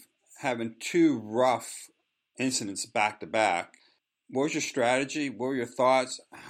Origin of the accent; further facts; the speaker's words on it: Pittsburgh, Pennsylvania, United States; now in North Carolina, United States; growing up in Pittsburgh, I'm a Pirate, Steeler, and Penguin fan. Even here in North Carolina, I still root for home teams.